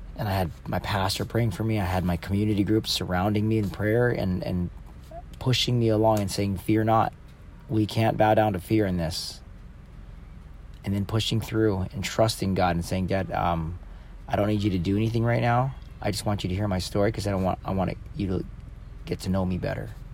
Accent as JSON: {"language": "English", "town": "San Clemente", "region": "California", "country": "United States", "tie": "born or raised there", "moved": "yes", "said": "I moved back to my hometown 2 years ago"}